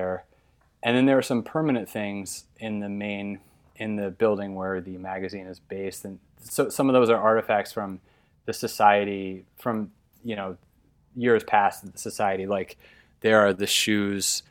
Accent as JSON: {"language": "English", "region": "Illinois", "country": "United States", "tie": "born or raised there", "moved": "yes", "said": "I grew up in Illinois"}